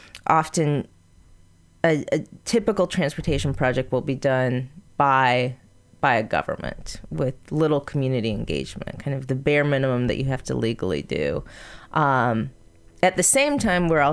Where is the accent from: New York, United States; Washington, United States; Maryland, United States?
Washington, United States; Seattle; my hometown of Seattle